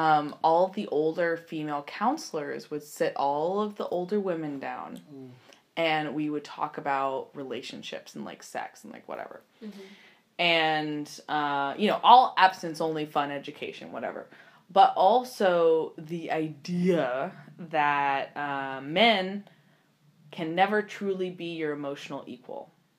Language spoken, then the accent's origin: English; Arkansas, United States; So I grew up in Arkansas.